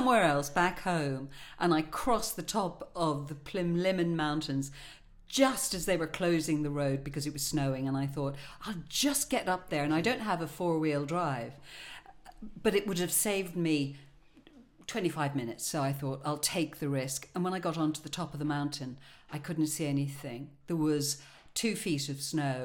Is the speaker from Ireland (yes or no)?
yes; Ireland; moved away; I'm Irish.